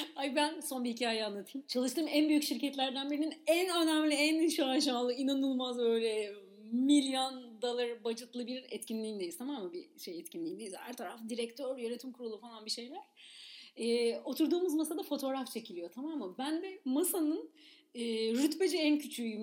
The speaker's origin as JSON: {"language": "Turkish", "region": "İzmir", "country": "Turkey", "tie": "born or raised there", "said": "ben de İzmir'de büyüdüm"}